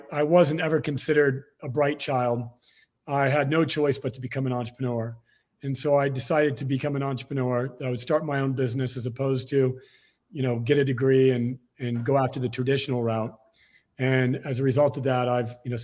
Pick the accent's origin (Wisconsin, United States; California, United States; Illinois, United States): California, United States; Torrance; I was born in Torrance, California, just outside of Los Angeles